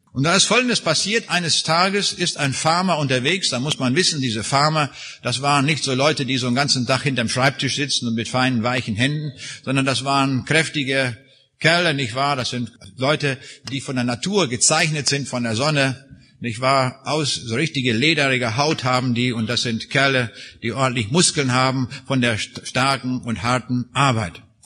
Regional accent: Raineck, East Prussia, Kaliningrad Oblast, Russia; moved away; wo ich geboren bin, in Rheinig. Dort in der äußersten Ecke von dem früheren Ostpreußen

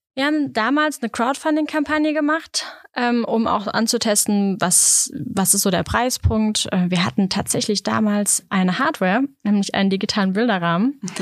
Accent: Germany; ich als Deutsche

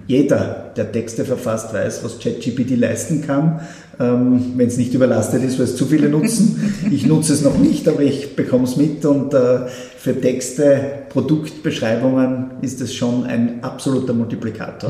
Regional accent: Schladming, Styria, Austria; ein Schladminger, meiner Heimatgemeinde

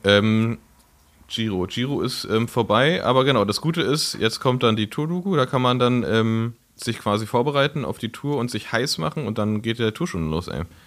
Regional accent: Berlin, Germany; ich bin ja in Frohnau aufgewachsen, ja. in Reinickendorf

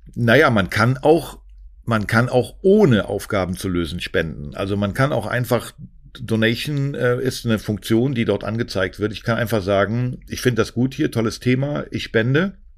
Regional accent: a small town near Cologne, North Rhine-Westphalia, Germany; moved away; ich komm aus einem kleinen Ort in der Nähe von Köln

